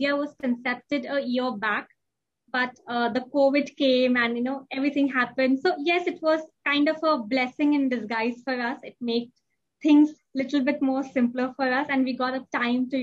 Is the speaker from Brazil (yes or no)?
no; India; moved away as an adult; now in Dubai, United Arab Emirates; I'm an Indian, and I was born and brought up in India, and we moved to Dubai.